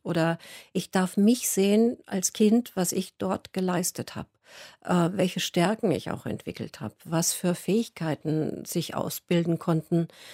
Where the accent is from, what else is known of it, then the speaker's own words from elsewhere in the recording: Munich, Bavaria, Germany; moved away; ich bin ja aus München und bin von München weiter weggegangen